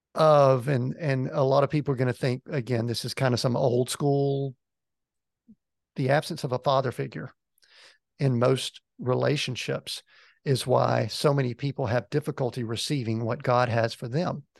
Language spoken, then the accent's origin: English; a little town just outside of Atlanta, Georgia, United States; I'm originally from Georgia, grew up in a little town just outside of Atlanta.